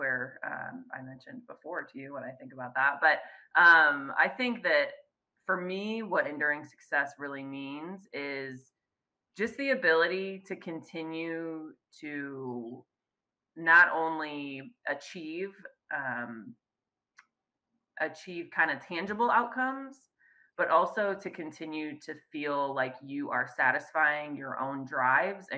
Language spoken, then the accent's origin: English; Chicago, Illinois, United States; moved away as an adult; now in Fresno, United States; I'm originally born and raised in the Chicagoland area.